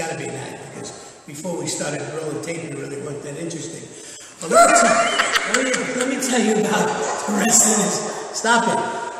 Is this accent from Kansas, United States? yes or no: no; New York, United States; I was born and raised in the South Bronx in the projects, and that's where I got it. There were 10 of us around the table all the time, and you had to learn to survive if you're an Irish Catholic and from a big family in the South Bronx.